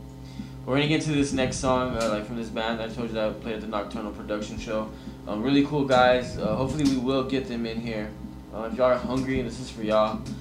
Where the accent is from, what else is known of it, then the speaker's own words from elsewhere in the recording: San Antonio, Texas, United States; I'm from San Antonio, bro.